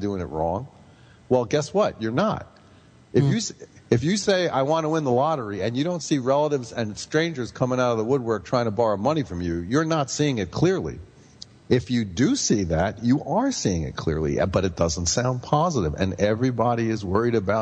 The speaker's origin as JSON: {"language": "English", "town": "New York City", "region": "New York", "country": "United States", "tie": "born or raised there", "said": "growing up in Brooklyn in the gang war years"}